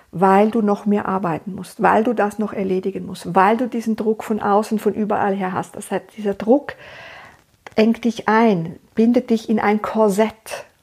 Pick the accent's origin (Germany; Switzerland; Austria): Switzerland; Ich lebe in der Schweiz, ich bin Schweizerin und ich lebe da in meiner meine Praxis